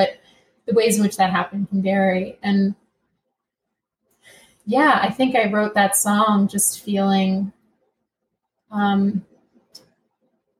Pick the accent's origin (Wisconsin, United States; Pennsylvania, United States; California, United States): Pennsylvania, United States; Collegeville; moved away as an adult; now in New York, United States; I grew up outside of Wayne. I mean, like 20 minutes away